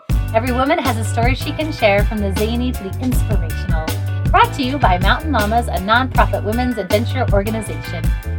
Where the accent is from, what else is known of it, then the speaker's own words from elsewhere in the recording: West Valley City, Utah, United States; currently lives in West Valley, which is my hometown.